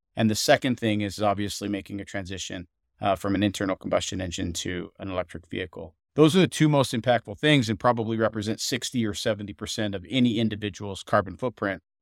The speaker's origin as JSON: {"language": "English", "region": "Montana", "country": "United States", "tie": "born or raised there", "said": "I grew up, uh, surrounded by outdoorsmen in Montana"}